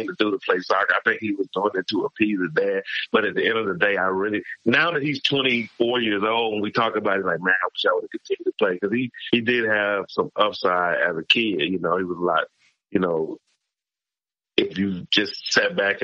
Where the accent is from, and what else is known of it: Mississippi, United States; born or raised there; moved away; also born or lived in Los Angeles / Phoenix